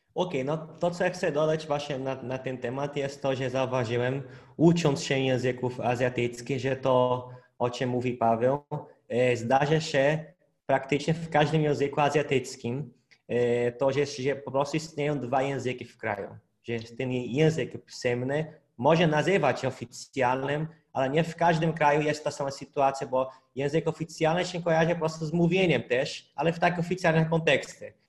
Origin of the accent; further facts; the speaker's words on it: Brazil; Polish is a second language; now in Poland; u nas w Brazylii